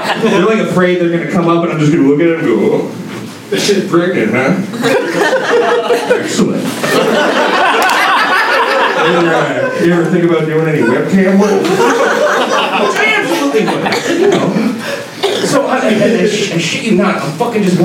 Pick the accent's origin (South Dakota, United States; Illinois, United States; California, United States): Illinois, United States; Chicago